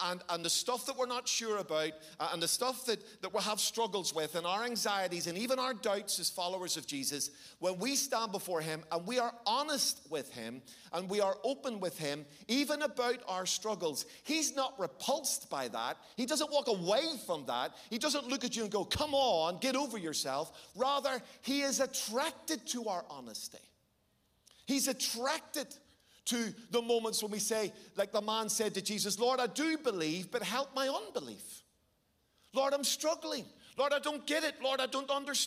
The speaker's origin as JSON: {"language": "English", "town": "Belfast", "region": "Northern Ireland", "country": "United Kingdom", "tie": "born or raised there", "said": "I'm from Belfast. That's the home of my birth. That's the strange accent you're hearing."}